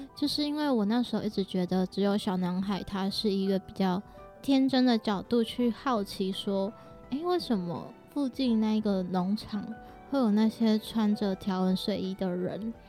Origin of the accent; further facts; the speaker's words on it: Malaysia; 像我本身来自马来西亚，嗯。那我是华人